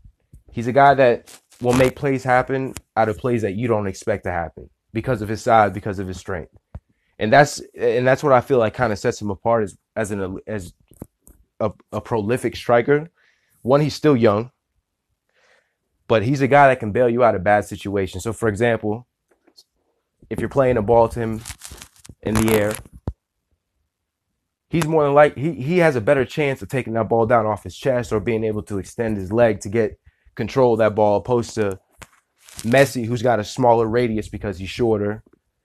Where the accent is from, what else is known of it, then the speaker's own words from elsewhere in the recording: Tampa, Florida, United States; I'm from Tampa, for those of y'all that don't know, 813 all day.